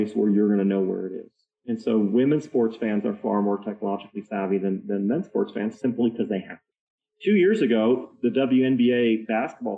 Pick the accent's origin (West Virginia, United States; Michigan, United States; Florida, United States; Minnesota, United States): Michigan, United States; Detroit; now in Utah, United States; I grew up in Detroit